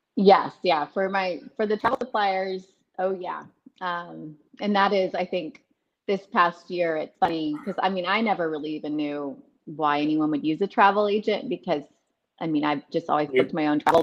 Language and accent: English; Dallas, Texas, United States; moved away as an adult; also born or lived in Austin, Texas; I grew up in Dallas Fort Worth, but I ended up coming to Austin for college